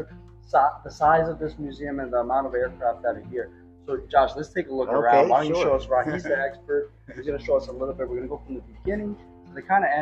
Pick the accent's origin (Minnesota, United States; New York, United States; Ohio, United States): New York, United States; New York City; I'm from Queens, New York